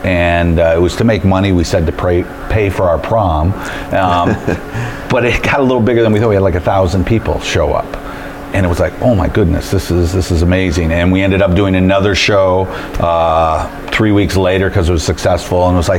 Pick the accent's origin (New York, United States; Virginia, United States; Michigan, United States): Michigan, United States; St. Clair Shores; We grew up together in St. Clair Shores, Michigan.